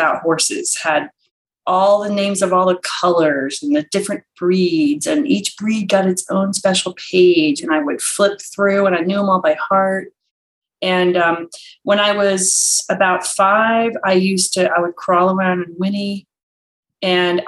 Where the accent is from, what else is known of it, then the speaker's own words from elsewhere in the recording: Maryland, United States; I grew up in Maryland